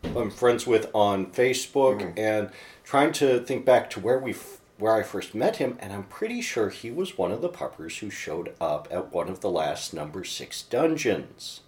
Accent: Livonia, Michigan, United States; born or raised there

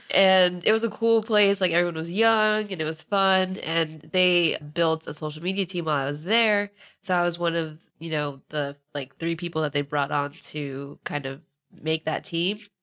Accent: Northern Virginia, United States; now in Los Angeles, United States; I'm originally from Virginia, specifically Northern Virginia, and I'm now in L A.

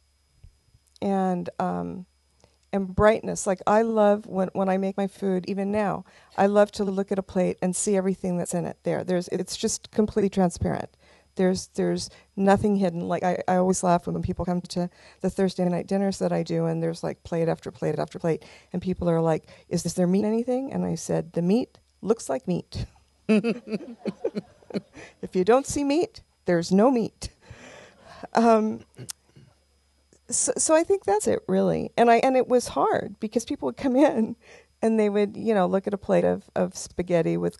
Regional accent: Los Angeles, California, United States; I'm a native. Right. I grew up here. I grew up in Silver Lake.

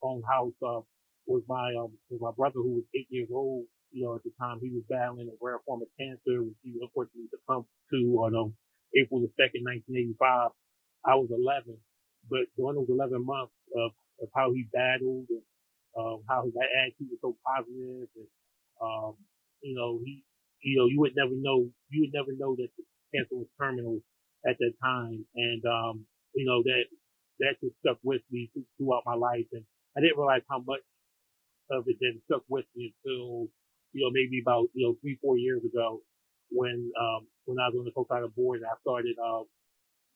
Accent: Chester, Pennsylvania, United States; I pride myself on being from Chester, Pennsylvania, which is right outside of Philadelphia. That's where I grew up, was born and raised

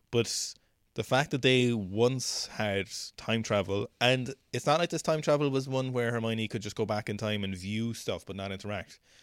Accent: Ireland

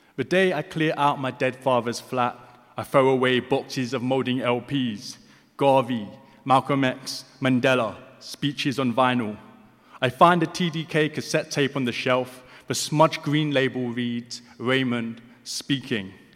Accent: London, United Kingdom; I'm from Hackney. I grew up in Hackney.

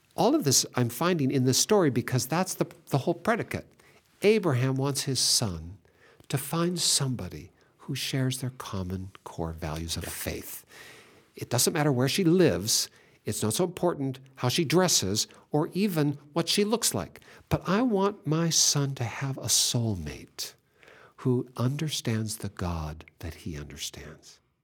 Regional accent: Seattle, Washington, United States; I was born in Seattle

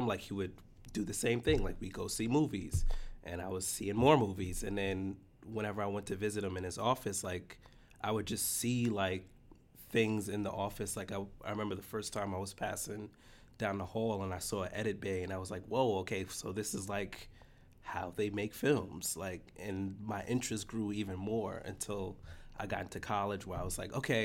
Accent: New York City, New York, United States; I grew up in the Bronx.

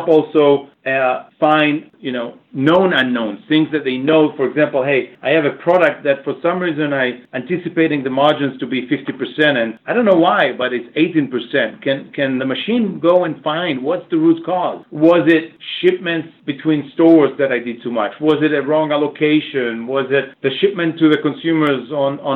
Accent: Boston, Massachusetts, United States; I'm from Boston

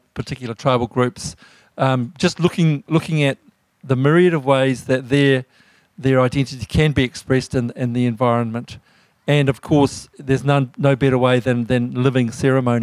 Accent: Ngāpuhi, north of Auckland, Northland, New Zealand; I'm from the Ngāpuhi iwi of Aotearoa.

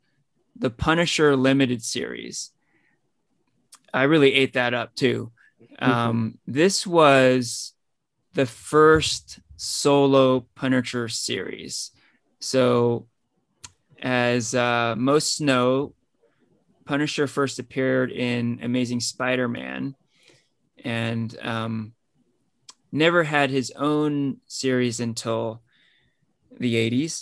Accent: Danville, California, United States; I grew up in Danville, which is basically right next to San Ramon

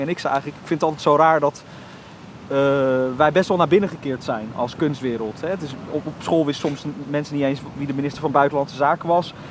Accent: Almere, Flevoland, Netherlands; also born or lived in Dordrecht; Als ik in Almere Haven ben, heb ik niet het gevoel dat, eh, dat de stad is gegroeid. Snap je dan? Het voelt, eh, voelt heel rustig nog steeds. En als het thuis waar ik ben opgegroeid.

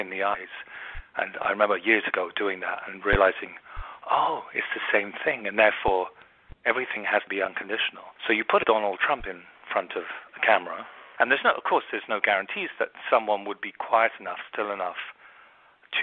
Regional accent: London, United Kingdom; also born or lived in America; now in United States; And I'm from London, but I live in America

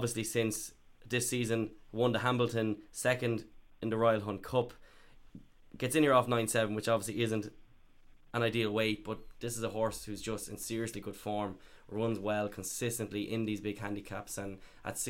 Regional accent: Ireland; I go to Carstavine and Ross Bay because I'm from Carstavine

